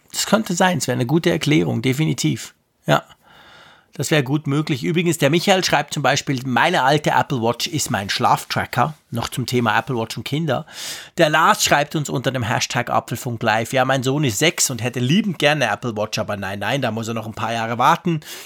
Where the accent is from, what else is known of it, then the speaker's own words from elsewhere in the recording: Switzerland; Bei uns in der Schweiz